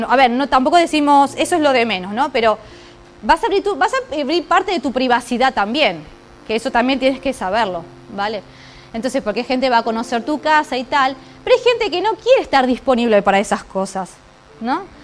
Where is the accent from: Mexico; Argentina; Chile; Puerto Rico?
Argentina; now in Ourense, Spain; yo vengo de Argentina